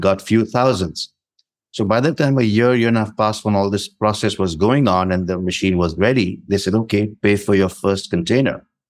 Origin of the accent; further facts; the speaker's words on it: India; moved away as an adult; also born or lived in North India / South India / French-speaking Africa; the environment I grew up in in India